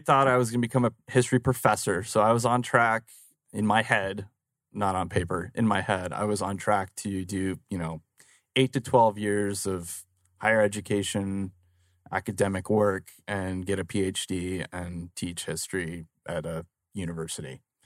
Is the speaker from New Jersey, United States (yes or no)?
no; Phoenix, Arizona, United States; I actually grew up right here in Phoenix, uh, born and raised in Phoenix